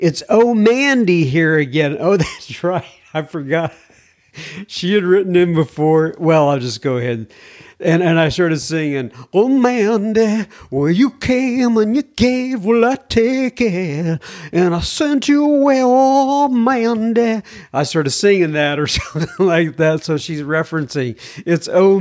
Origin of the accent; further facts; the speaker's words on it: Texas, United States; I'm from Texas